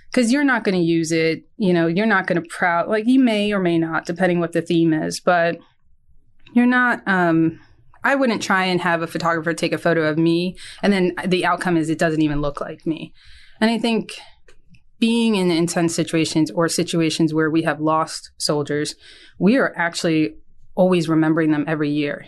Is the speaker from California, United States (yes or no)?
no; Hopewell Junction, New York, United States; I'm from New York, about an hour and a half north of New York City. Um, I went to high school at John Jay, uh, High School in Hopewell Junction, New York